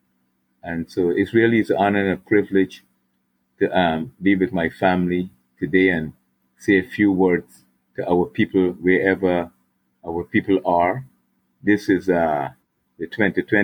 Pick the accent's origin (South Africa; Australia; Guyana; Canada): Guyana; now in United States; I came onto the earth plane through my mother and father in Guyana